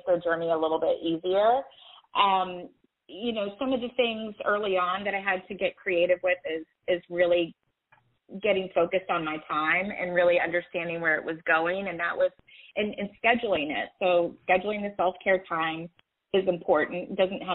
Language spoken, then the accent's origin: English; Atlanta, Georgia, United States; I'm from Atlanta